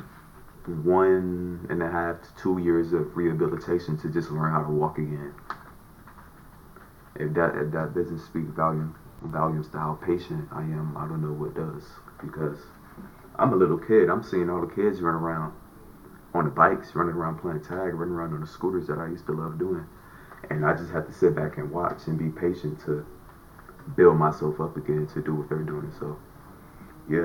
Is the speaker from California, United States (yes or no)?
yes; Los Angeles, California, United States; I grew up in the Nickerson Gardens